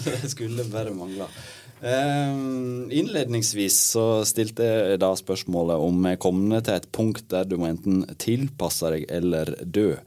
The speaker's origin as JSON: {"language": "Norwegian", "area": "Sogn", "region": "Vestland", "country": "Norway", "said": "i Sogn, der jeg kommer fra"}